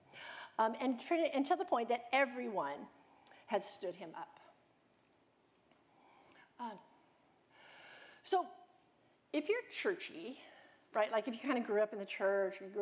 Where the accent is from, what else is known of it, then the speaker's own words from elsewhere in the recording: United States; I'm American, and I tend to think like an American or a Westerner